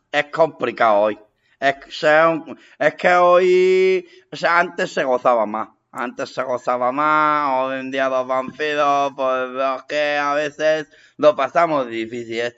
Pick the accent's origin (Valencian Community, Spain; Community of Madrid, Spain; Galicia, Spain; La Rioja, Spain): Community of Madrid, Spain; Torrejón de Ardoz; now in Meco, Spain; me he ido a vivir a, la zona de Meco, ahora mismo. Pero, yo he vivido toda mi vida, yo, yo soy de Torrejón 2. dos.